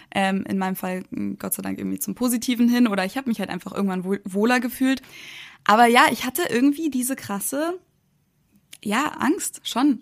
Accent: Munich, Bavaria, Germany; moved away as an adult; now in United States; ich bin ja in München geboren, aufgewachsen und bin dann halt auch da zur Uni gegangen

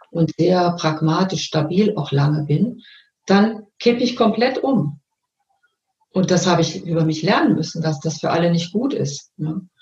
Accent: North Rhine-Westphalia, Germany; ich bin ja aus dem Ruhrgebiet geboren und da ging man an Karneval verkleidet in die Schule

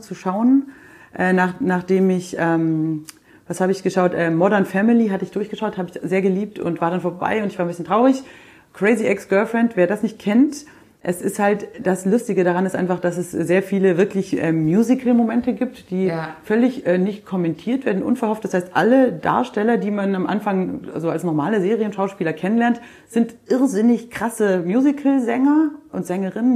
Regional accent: the South, Southern Germany, Germany; bei uns im Süden

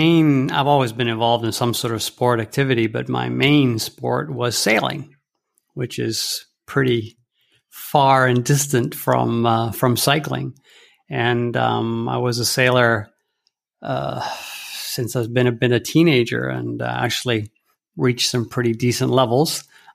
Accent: Rome, Lazio, Italy; Yeah, I was born in Rome on June 2nd, which in fact is a funny thing because it's a national holiday, the Festa della Repubblica, And my parents were living there at the time. And actually, we lived there for many years to follow.

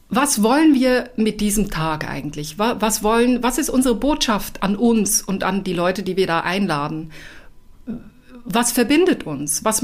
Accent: Switzerland; Also ich komme ja aus der Schweiz und ich habe mit dem Job in der Schweiz angefangen.

